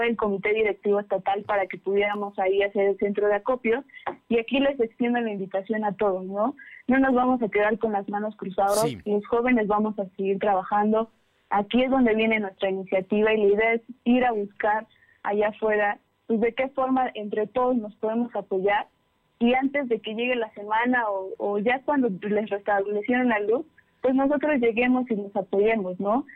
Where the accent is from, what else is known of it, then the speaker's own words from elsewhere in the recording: Pantepec, Puebla, Mexico; también soy de, también de la Sierra Norte, soy de Pantepec.